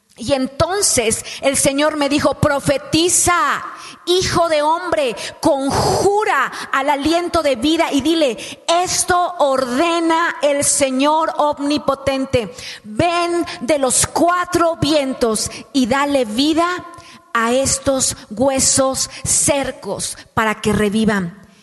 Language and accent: Spanish; Oaxaca, Mexico; se nota que estoy chaparrita, que soy oaxaqueña, eh, orgullosamente oaxaqueña